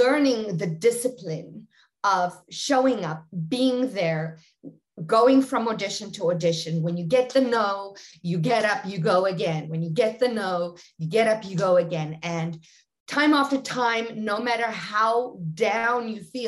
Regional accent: South Africa; I born and raised in very small industrial town in South Africa, about 80 kilometers south of Johannesburg

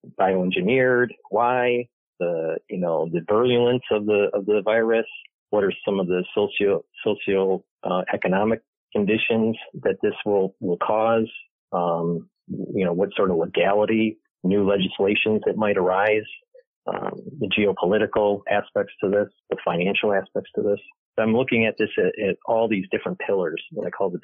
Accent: Michigan, United States; moved away as an adult; also born or lived in New York; I was born and raised in Michigan

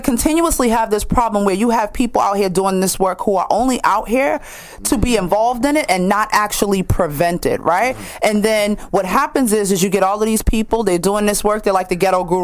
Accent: Boston, Massachusetts, United States; I'm from Franklin Hill.

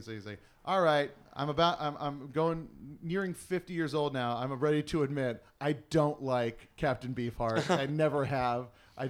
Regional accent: Hawaii, United States; I was born and raised in Hawaii.

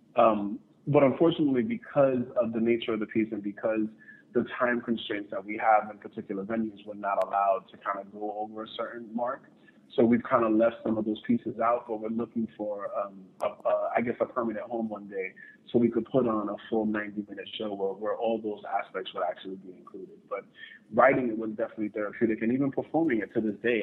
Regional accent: New York City, New York, United States; I'm originally from New York City, the South Bronx

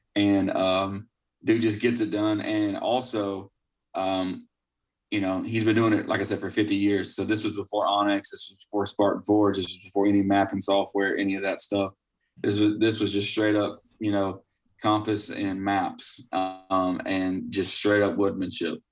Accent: Florida, United States; I was born and raised in Florida

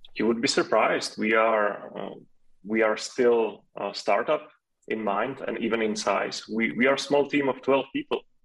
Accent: Czechia; first language Czech; English is a second language

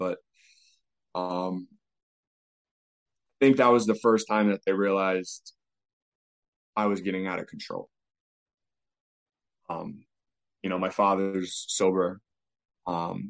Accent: New York, United States; moved away; also born or lived in Albany; from New York.

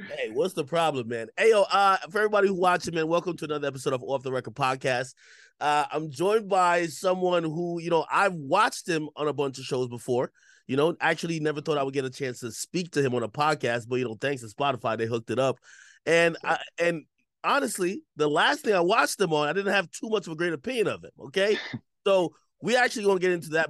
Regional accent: Jamaica; I'm from Jamaica

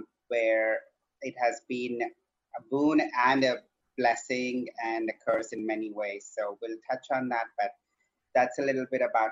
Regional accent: southern India, India; moved away as an adult; also born or lived in Canada; now in San Francisco, United States; I'm originally from India. I was born in the southern part of India, and I grew up there for the first 20 so years of my life. And then I moved here because I needed to transition.

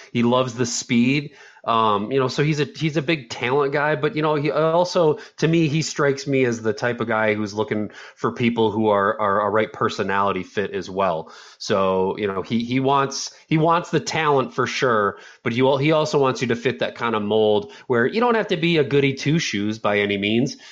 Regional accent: Mount Pleasant, Michigan, United States; born and raised in Mount P

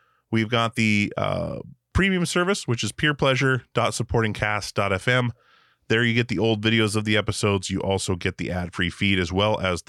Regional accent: Alaska, United States; I grew up in Alaska

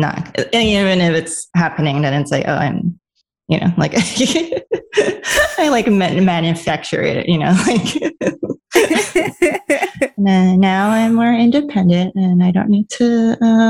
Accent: New York City, New York, United States; also born or lived in Los Angeles; I'm a New Yorker

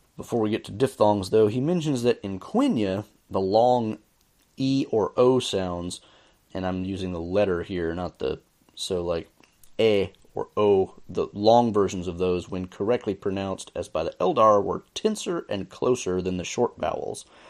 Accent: the American South, United States; I say this as a Southerner

